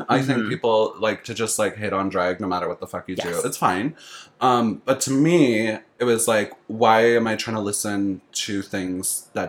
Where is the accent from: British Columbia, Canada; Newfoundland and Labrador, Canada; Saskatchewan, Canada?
Saskatchewan, Canada; I come from Saskatchewan. We have a thing called bunny hugs.